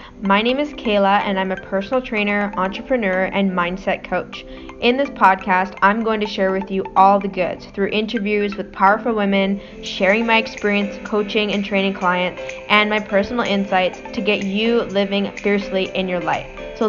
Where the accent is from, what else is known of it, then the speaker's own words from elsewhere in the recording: Vancouver Island, British Columbia, Canada; moved away as an adult; also born or lived in Toronto; we're both from Vancouver Island and we went to middle school together and high school together.